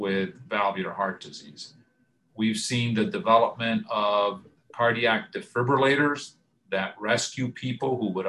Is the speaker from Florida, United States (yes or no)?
yes; Florida, United States; also born or lived in Cuba / Michigan; now in Atlanta, United States; I was born in Cuba. I was fortunate to come to the United States at age 7. Grew up in Florida